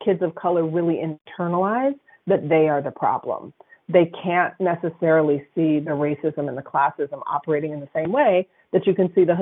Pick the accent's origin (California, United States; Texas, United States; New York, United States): California, United States; Berkeley; I'm from the North Berkeley Flatlands